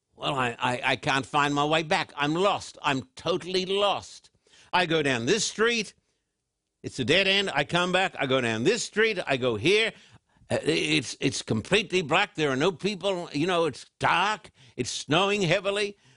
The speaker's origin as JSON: {"language": "English", "town": "Brisbane", "region": "Queensland", "country": "Australia", "tie": "born or raised there", "said": "as a little boy growing up in Brisbane, Queensland, Australia"}